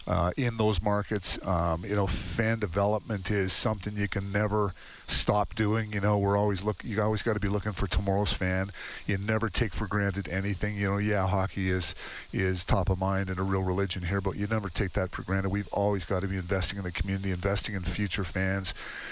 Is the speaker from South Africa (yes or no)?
no; Toronto, Ontario, Canada; moved away as an adult; also born or lived in Saskatchewan / Hinton, Alberta; I'm actually originally born and raised in Toronto, but I went to school in Saskatchewan.